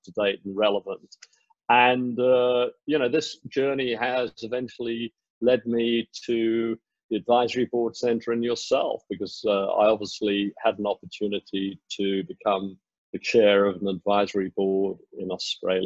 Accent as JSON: {"language": "English", "country": "South Africa", "tie": "born or raised there", "also_born_or_lived": "United Kingdom / Asia / United States / New Zealand", "moved": "yes", "lives_now": "Singapore", "said": "I was born in the UK. I was raised in South Africa"}